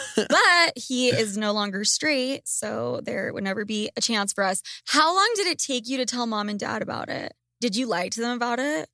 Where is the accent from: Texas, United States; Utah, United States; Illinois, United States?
Utah, United States; Salt Lake City; Lucas and I grew up in Salt Lake City, Utah